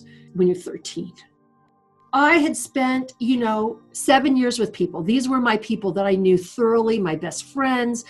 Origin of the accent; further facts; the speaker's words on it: California, United States; moved away as an adult; also born or lived in Los Angeles; now in Reno, United States; I was born here in Reno, but I was not raised here. We lived in California